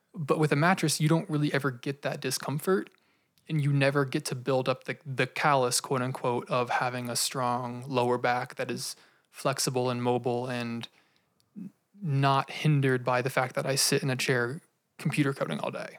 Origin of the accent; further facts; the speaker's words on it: United States; as Americans, don't have a very solidified grieving process